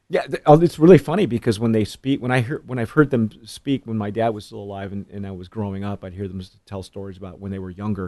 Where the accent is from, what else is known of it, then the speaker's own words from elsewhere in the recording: Southern California, United States; I grew up in Southern California